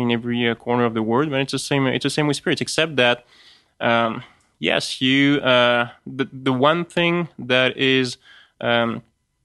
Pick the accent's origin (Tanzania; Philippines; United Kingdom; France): France; accent: French; English is a second language; That's my French accent kicking